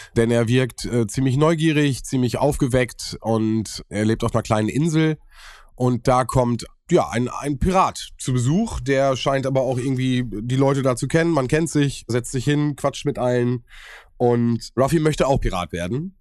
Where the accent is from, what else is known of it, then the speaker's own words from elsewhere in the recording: Germany; bei uns in Deutschland